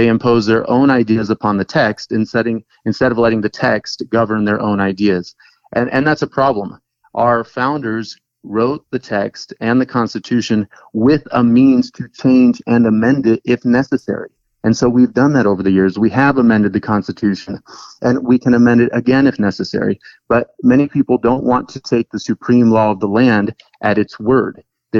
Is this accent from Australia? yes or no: no; Brazil; moved away as an adult; also born or lived in Texas; now in United States; I was born in Texas, and then when I was three, my dad took us back down to Brazil, and because his dad actually worked there for a number of years. And so I wouldn't exchange that background for anything. From age 3 to 19, I grew up there.